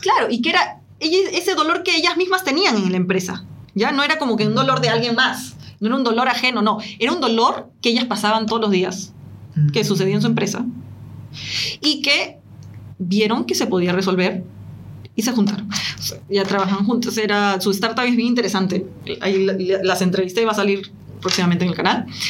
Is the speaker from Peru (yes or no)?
yes; Peru; now in Chile; soy de Latinoamérica, nací en Perú, actualmente vivo en Chile